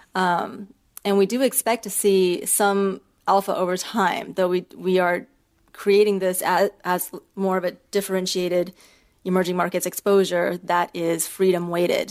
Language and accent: English; Beijing, China; moved away; also born or lived in United States; I'm actually from China. I grew up half in China and half in the US. I was born in Beijing